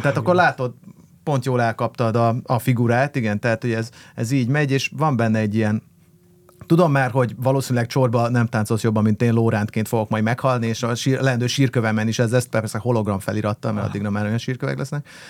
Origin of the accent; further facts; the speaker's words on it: Budapest, Hungary; akkor meg ahol felnőttem, az a panel